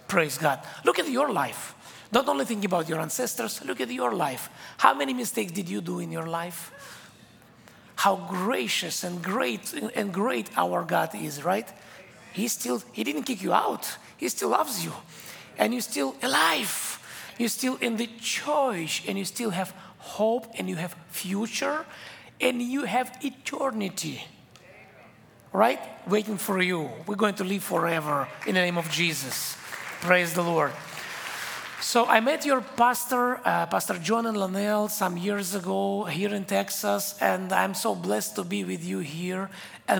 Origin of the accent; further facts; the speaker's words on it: Israel; English is a second language; I came from Israel. English is my third language. So when I speak English, I do mistakes sometimes and have my accent.